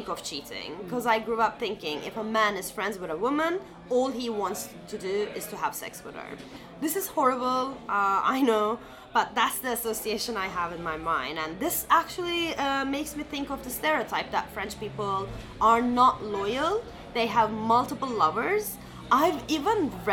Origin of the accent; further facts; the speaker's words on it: Turkey; also born or lived in United States; now in Paris, France; Growing up in Turkey, having lived a year in the US